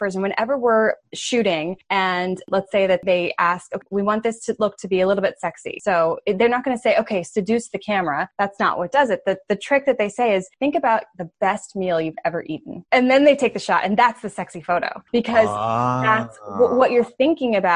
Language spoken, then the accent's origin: English; New York, United States; as a New Yorker